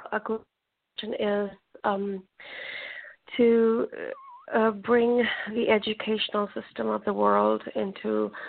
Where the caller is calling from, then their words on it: Toronto, Ontario, Canada; I'm calling from Ontario, Toronto.